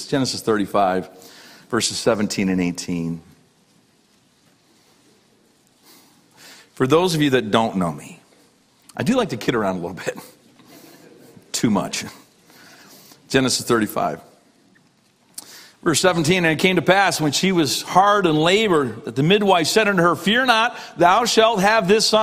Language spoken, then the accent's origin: English; Canada; now in Cleveland, United States; I was a kid from Canada. We're not a very emotional people. I'm not a typical Canadian